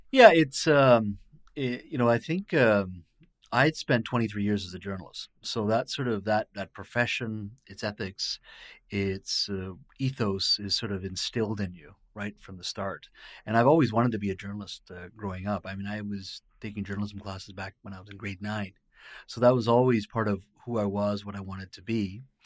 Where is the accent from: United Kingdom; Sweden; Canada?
Canada; British Columbia; also born or lived in India; I was born in India, but raised here